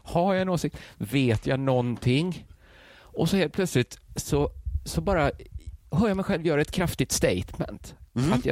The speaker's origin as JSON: {"language": "Swedish", "town": "Gothenburg", "region": "Västra Götaland", "country": "Sweden", "accent": "Gothenburg Swedish (göteborgska)", "said": "jag talar göteborgska."}